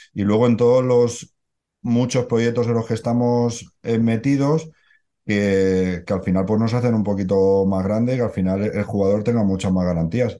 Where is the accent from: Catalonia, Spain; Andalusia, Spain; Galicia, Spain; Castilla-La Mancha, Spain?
Catalonia, Spain; Barcelona; yo soy de Barcelona